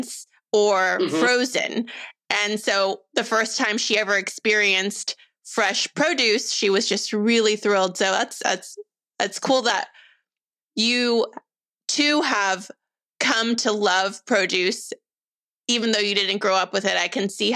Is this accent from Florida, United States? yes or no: no; California, United States; we grew up in California where produce is so abundant and affordable